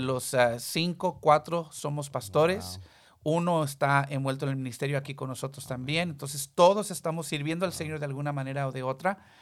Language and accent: Spanish; Texas, United States; first language Spanish; Yo nací ya en Texas